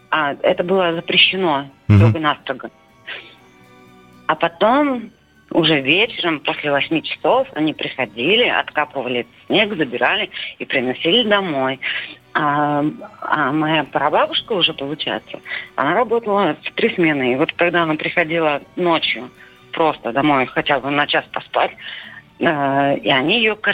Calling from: Yaroslavl, Yaroslavl Oblast, Russia; Я звоню из Ярославля.

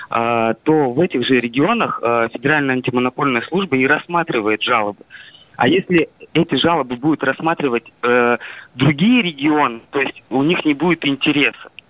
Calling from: Kamensk-Uralsky, Sverdlovsk Oblast, Russia; я из Каменск-Уральского.

